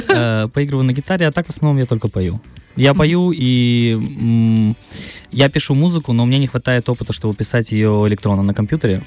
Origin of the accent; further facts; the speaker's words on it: Tiraspol, Transnistria, Moldova; moved away as an adult; also born or lived in Moscow, Russia; Я родился в Тирасполе, проучился после школы год в ПГУ